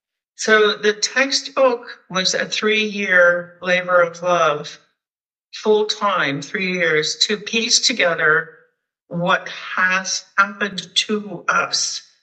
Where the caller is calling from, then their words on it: Pacific Northwest, United States; I'm joining you from the Pacific Northwest in the United States, and I'm really honored to be here.